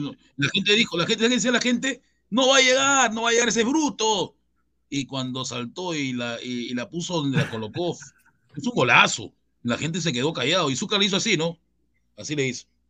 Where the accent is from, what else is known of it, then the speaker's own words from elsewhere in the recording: Chincha Alta, Ica, Peru; Yo soy de Chincha